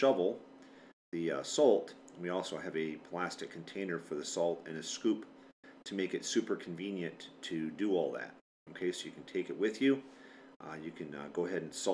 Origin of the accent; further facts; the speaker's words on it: Michigan, United States; I was born and raised in Michigan, so I'm used to the winters here